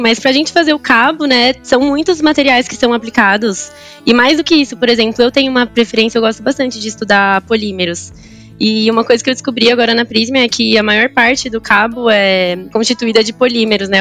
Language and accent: Portuguese; São Bernardo do Campo, São Paulo, Brazil; first language Portuguese; moved away as an adult; also born or lived in Japan; now in Sorocaba, Brazil; Eu nasci no Japão, mas eu sou brasileira. Em praticamente a minha vida inteira eu morei em São Paulo, mais especificamente em São Bernardo, que é a região do ABC paulista